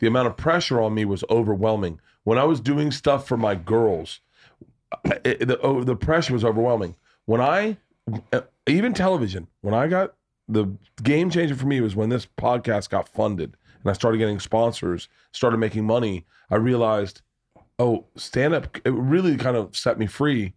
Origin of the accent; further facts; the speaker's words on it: Tampa, Florida, United States; moved away; I grew up in Tampa